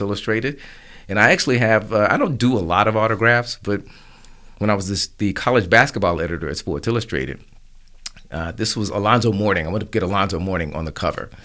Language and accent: English; Tulsa, Oklahoma, United States; I grew up really in the last days of Black Wall Street.